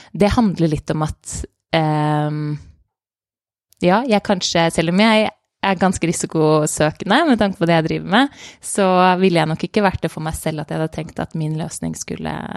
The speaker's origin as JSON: {"language": "Norwegian", "country": "Norway", "also_born_or_lived": "Denmark", "moved": "as an adult", "lives_now": "London, United Kingdom", "said": "sommerjobber her hjemme i Norge"}